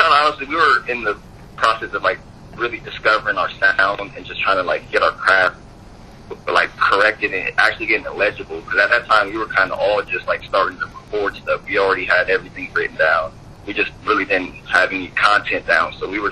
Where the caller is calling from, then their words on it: Columbus, Ohio, United States; I'm actually posting in Columbus, Ohio.